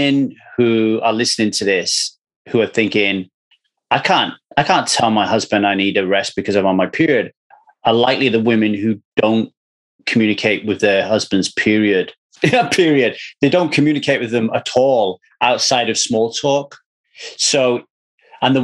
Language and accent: English; South Wales, United Kingdom; where I grew up in South Wales